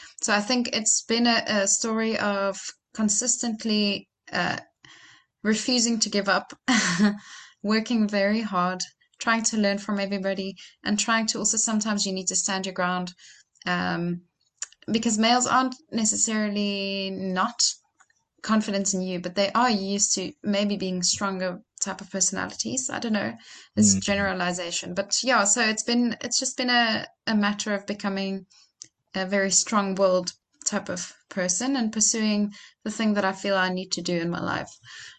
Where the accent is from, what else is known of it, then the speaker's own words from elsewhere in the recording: Franschhoek, Western Cape, South Africa; we recorded right here in my hometown in Franschhoek.